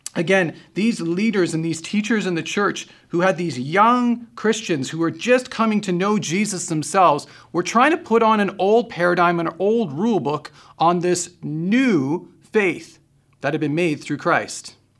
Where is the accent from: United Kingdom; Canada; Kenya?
Canada; we're Canadian